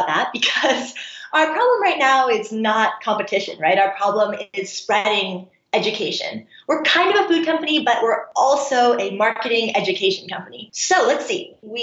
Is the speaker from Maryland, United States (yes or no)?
no; Seattle, Washington, United States; moved away; I'm actually from Seattle